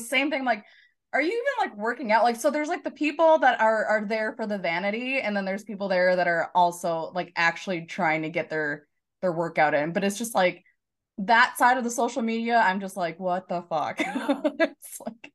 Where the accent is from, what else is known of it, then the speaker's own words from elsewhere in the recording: Chanhassen, Minnesota, United States; also born or lived in Shakopee; Chanhassen is my hometown